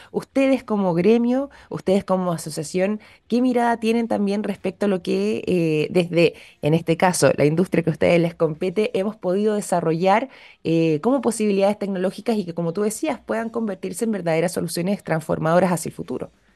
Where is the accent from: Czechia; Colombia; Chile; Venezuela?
Chile; nosotros, quizás como chilenos